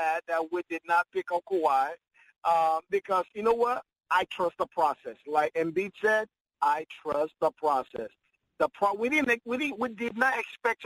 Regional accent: Nigeria; now in Philadelphia, United States; I'm a Nigerian by birth

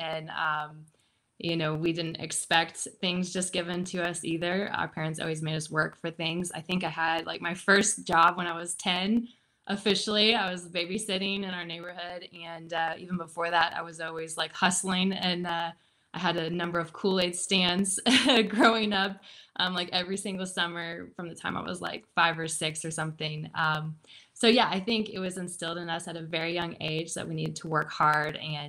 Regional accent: Midwest, United States; I grew up in the Midwest, and, you know, it never felt like we were like in poverty or anything like that.

